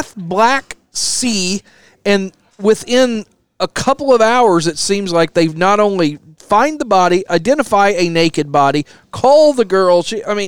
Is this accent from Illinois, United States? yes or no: yes; Illinois, United States; now in Indiana, United States; When I grew up in Illinois